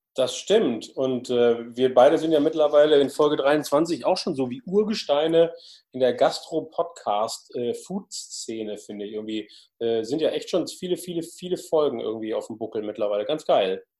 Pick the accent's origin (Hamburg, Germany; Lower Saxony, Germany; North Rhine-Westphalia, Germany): Hamburg, Germany; als Hamburger